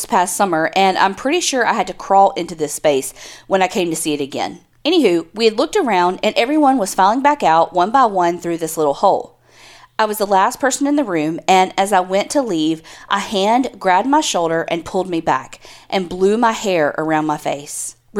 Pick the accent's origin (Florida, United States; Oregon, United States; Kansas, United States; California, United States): Florida, United States; I grew up in Florida, and that year we went to St. Augustine and toured the Castillo de San Marcos Fort.